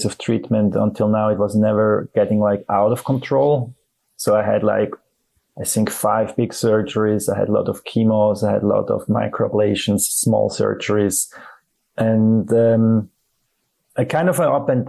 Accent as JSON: {"language": "English", "region": "Zurich", "country": "Switzerland", "tie": "born or raised there", "said": "I'm from Switzerland. I grew up here in Zurich, beautiful town"}